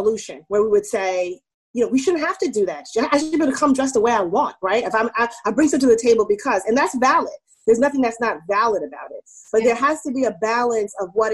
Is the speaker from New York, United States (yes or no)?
yes; New York City, New York, United States; also born or lived in California / Germany / Maryland; I grew up in Queens, New York, mostly. I was, like, born in California. I lived in Germany, but most of my childhood was in New York